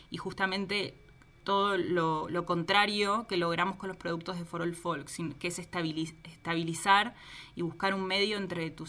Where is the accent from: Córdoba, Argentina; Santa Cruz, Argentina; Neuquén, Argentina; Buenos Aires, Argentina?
Buenos Aires, Argentina; moved away as an adult; now in Mexico; Yo soy de Buenos ah. Aires, estaba viviendo en Buenos Aires, me mudo a México.